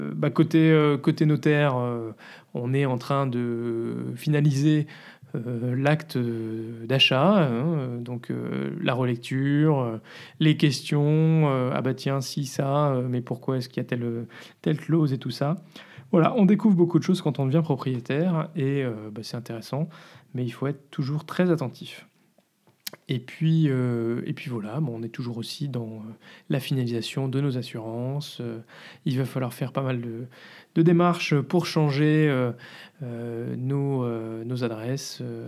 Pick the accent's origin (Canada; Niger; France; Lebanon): France; moved away as an adult; now in Brussels, Belgium; on est français